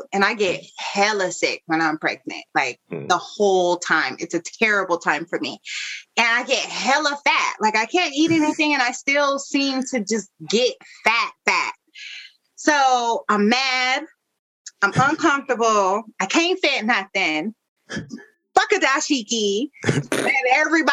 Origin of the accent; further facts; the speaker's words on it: Denver, Colorado, United States; now in Washington, DC, United States; growing up in Denver